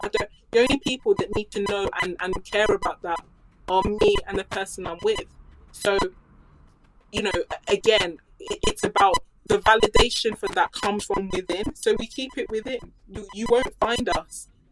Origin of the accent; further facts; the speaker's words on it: United Kingdom; I grew up here in the UK